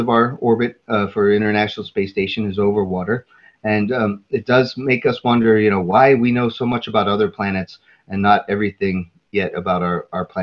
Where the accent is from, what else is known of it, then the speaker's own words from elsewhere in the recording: Pittsburgh, Pennsylvania, United States; my hometown, and it was at night, and so I couldn't see my parents' house, but I could tell where they, you know, because we live along a river in the state of Pennsylvania, the city of Pittsburgh